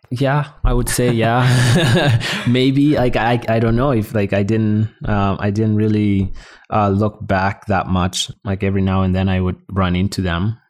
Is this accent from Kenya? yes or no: yes; Kenya; also born or lived in South Sudan; now in Canada; I was born in South Sudan, grew up in Kenya, and then I, I moved here. I moved here to Canada